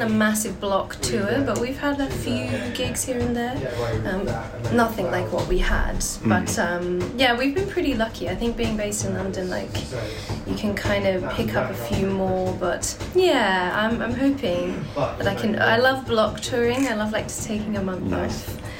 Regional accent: Australia; I'm actually from Australia.

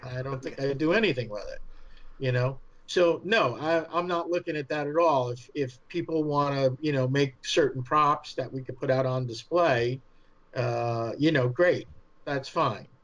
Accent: New York, United States; accent: New York; my New York accent

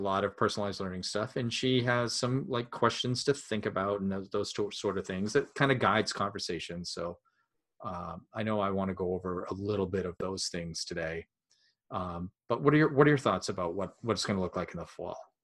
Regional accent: Maine, United States; we're from Maine

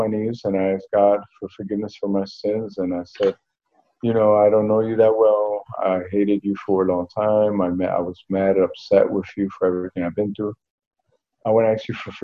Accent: Newark, New Jersey, United States; Well, I was born and raised in Newark, New Jersey. I grew up there

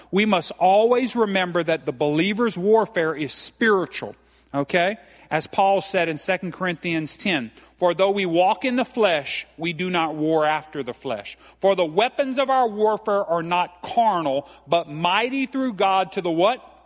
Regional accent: Franklin, Louisiana, United States; I'm from Franklin, Louisiana. I'm as Cajun as they come

